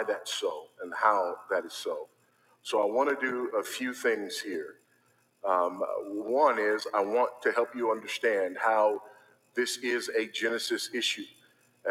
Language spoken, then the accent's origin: English; Los Angeles, California, United States; I was born here in Los Angeles